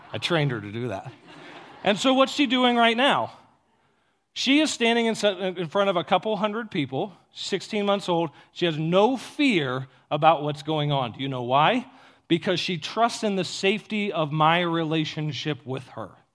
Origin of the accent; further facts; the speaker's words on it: Ohio, United States; I grew up in Ohio in the middle of a cornfield